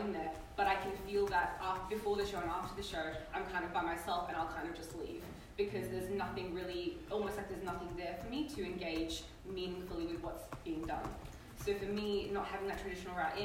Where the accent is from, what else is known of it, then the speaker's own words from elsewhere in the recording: Perth, Western Australia, Australia; I was born in Perth, but my parents came 10, 11 months before that to Australia as refugees.